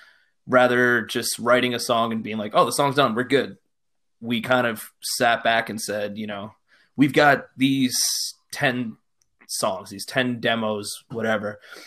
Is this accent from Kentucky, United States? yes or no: no; Poughkeepsie, New York, United States; now in Newburgh, United States; So I'm from Poughkeepsie originally. I live out in Newburgh. I pretty much grew up in Poughkeepsie, you know, when I was younger.